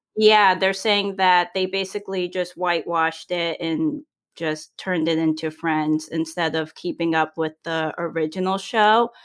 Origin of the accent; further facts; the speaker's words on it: New England, United States; I'm from New England and we eat all kinds of food